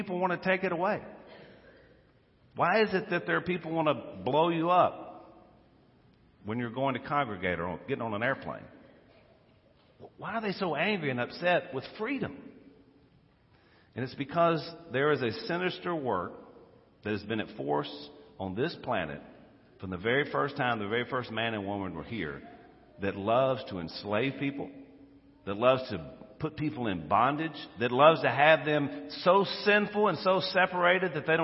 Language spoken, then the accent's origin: English; United States; I'm an American. I'm proud of it